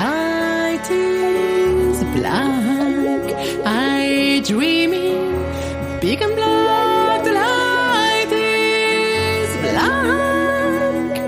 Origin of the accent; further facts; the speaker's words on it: France; English is a second language; now in Auckland; this is what I grew up with in France